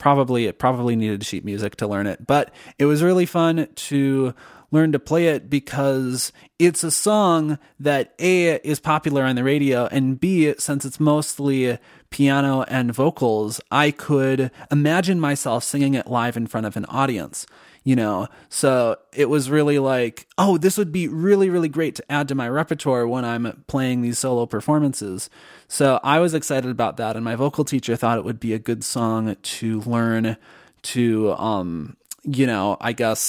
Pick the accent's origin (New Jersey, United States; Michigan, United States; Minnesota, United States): Minnesota, United States; accent: Minnesotan; So then I actively worked on trying to reduce my Minnesotan accent, particularly with the vowel O. I realized I was doing the stereotypical Minnesota.